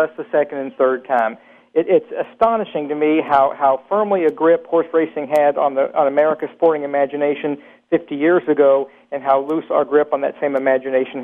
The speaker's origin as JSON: {"language": "English", "town": "Louisville", "region": "Kentucky", "country": "United States", "tie": "born or raised there", "said": "My hometown is Louisville, Kentucky, so naturally I'm a horse racing fan by birth and by cultural inclination"}